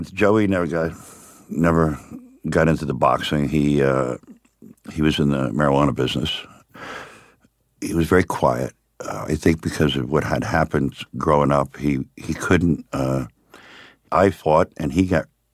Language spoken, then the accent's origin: English; Miami, Florida, United States; also born or lived in upstate New York; I was born upstate New York, right. But I was raised in Miami